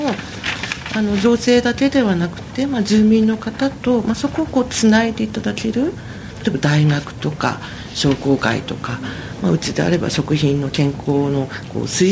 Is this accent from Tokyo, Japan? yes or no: yes; Komae, Tokyo, Japan; also born or lived in Tochigi Prefecture; 生まれはですね私栃木県らしいんですけれども育ちは東京なんですね